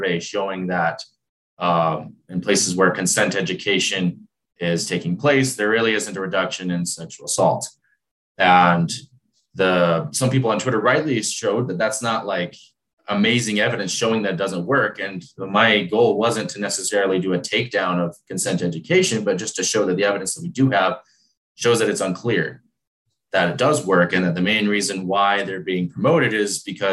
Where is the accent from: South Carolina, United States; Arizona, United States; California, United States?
Arizona, United States; now in Utah, United States; I'm from Arizona